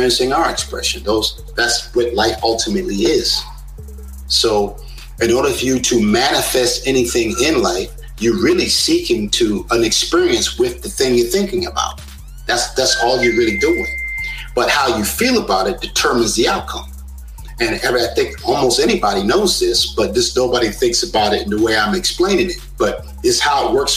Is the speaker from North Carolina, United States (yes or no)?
no; South Carolina, United States; also born or lived in New York; we moved from New York in the early 70s. Down to South Carolina in a rural town with 800 people in the whole town.